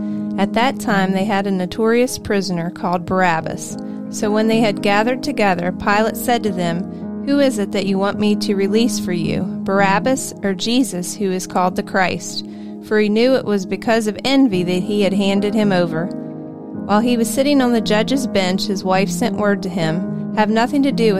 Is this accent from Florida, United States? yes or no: no; Morgantown, West Virginia, United States; Since I grew up in Morgantown and attended WVU, I have attended many WVU games in my life.